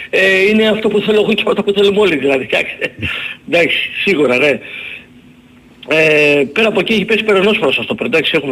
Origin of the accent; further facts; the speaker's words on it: Peristeri, Attica, Greece; από το Περισσέρι.